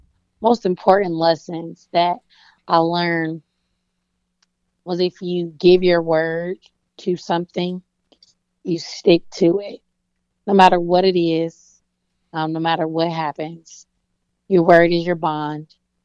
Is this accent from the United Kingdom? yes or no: no; the South, United States; Man, you know, I'm from the South, so you know I'm coming with the jokes.